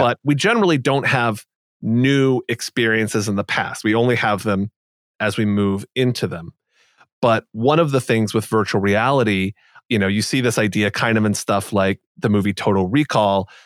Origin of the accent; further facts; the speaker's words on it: United States; growing up as I did in the U S